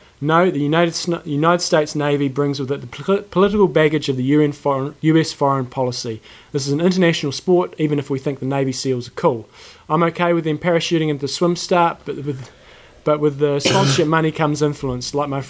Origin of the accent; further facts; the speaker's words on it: New Zealand; It may come as a shock, and I am a New Zealander, but I'm extremely grateful for their role in history.